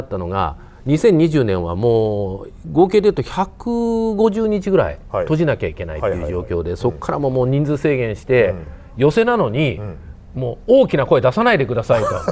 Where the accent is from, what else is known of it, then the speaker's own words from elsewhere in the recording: Kobe, Hyogo, Japan; 僕がまあ本当に育った神戸っていう町